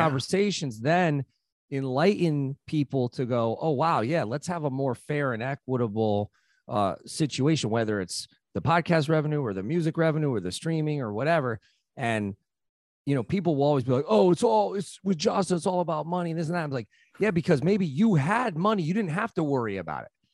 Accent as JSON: {"language": "English", "town": "New Haven", "region": "Connecticut", "country": "United States", "tie": "born or raised there", "said": "I grew up in New Haven"}